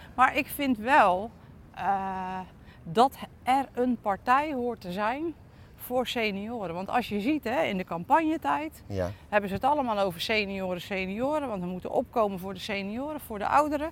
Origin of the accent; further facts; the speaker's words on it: Dordrecht, South Holland, Netherlands; Ik ben zelf in de Colijnstraat geboren